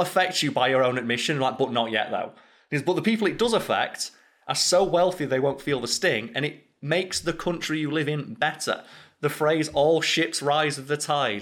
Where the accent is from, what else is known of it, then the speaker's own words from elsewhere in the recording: the north of England, United Kingdom; accent: strong northern; I've got a strong northern accent and I'm from a working class town